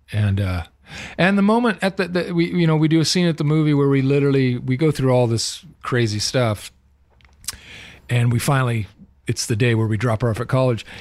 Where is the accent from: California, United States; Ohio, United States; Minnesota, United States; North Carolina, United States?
California, United States; Southern; I'm a legit born and raised in Southern California